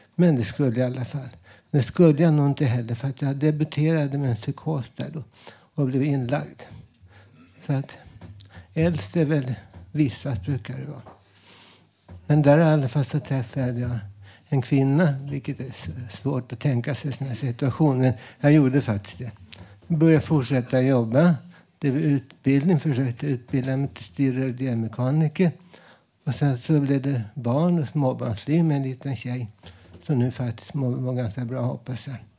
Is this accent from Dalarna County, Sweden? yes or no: no; Stockholm, Stockholm County, Sweden; Jag är uppväxt i Vällingby